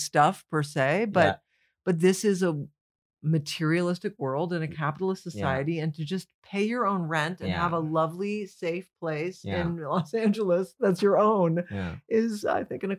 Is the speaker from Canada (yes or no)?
yes; Canada; now in United States; I was coming from Canada. That's like sliding through a side door.